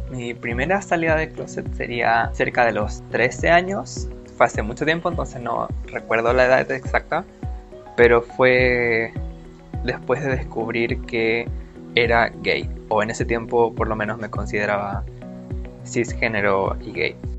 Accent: Santiago, Santiago Metropolitan Region, Chile; soy de Santiago de Chile.

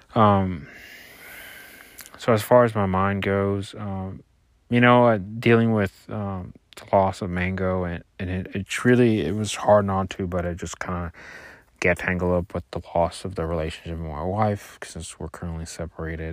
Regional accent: Puerto Rico; I grew up in Puerto Rico

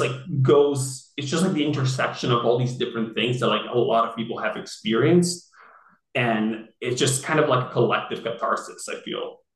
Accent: Rio de Janeiro, Brazil; also born or lived in San Francisco / New York; now in Los Angeles, United States; I'm from Rio

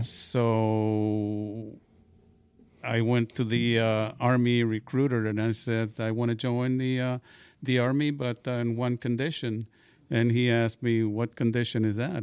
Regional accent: Pecos, Texas, United States; I grew up in, uh, Pecos, Texas

